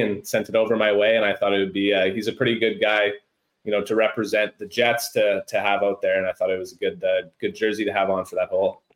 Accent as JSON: {"language": "English", "town": "Stony Mountain", "region": "Manitoba", "country": "Canada", "tie": "born or raised there", "said": "growing up in Stony Mountain and playing at the Toulon Golf and Country Club"}